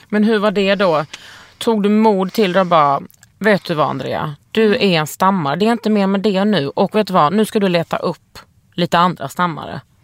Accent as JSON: {"language": "Swedish", "town": "Lund", "region": "Skåne", "country": "Sweden", "tie": "born or raised there", "said": "Jag är uppvuxen i Lund"}